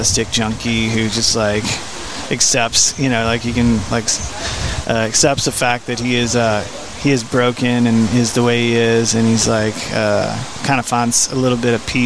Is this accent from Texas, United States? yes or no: yes; Red River County, Texas, United States; I'm technically from Red River County, is where I grew up at.